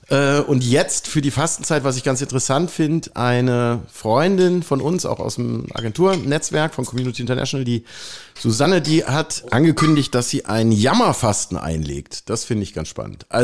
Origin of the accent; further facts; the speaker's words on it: Dortmund, North Rhine-Westphalia, Germany; ich komme ja aus dem Ruhrgebiet